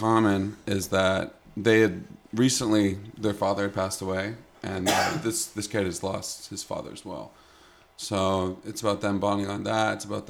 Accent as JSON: {"language": "English", "country": "Canada", "moved": "yes", "said": "I'm Canadian"}